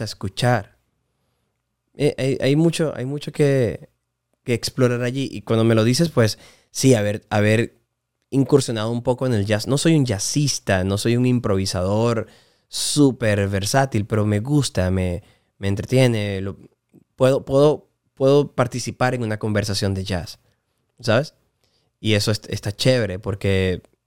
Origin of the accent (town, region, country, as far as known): Puerto Ayacucho, Amazonas, Venezuela; born or raised there; moved away; also born or lived in Maracay, Aragua, Venezuela / Miami, United States